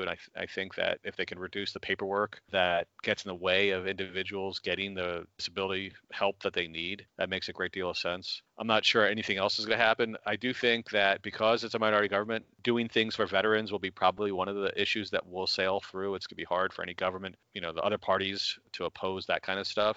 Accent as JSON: {"language": "English", "country": "United States", "moved": "yes", "lives_now": "Canada", "said": "as an American living in Canada"}